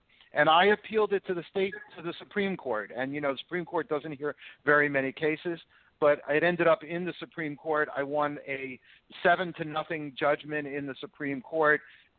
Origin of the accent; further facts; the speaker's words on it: New Jersey, United States; Look, I came from New Jersey.